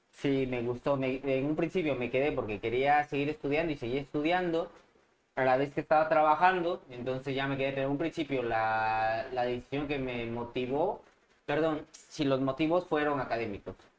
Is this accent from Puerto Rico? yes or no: no; Mexico; moved away as an adult; also born or lived in Madrid, Spain; now in Spain